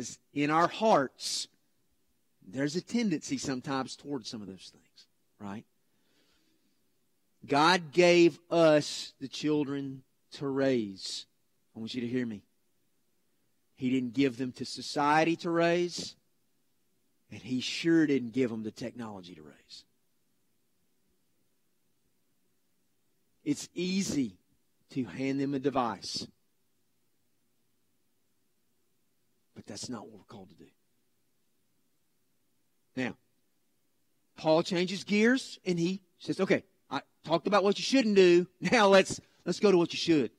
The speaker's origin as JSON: {"language": "English", "country": "United States", "said": "we as American dads"}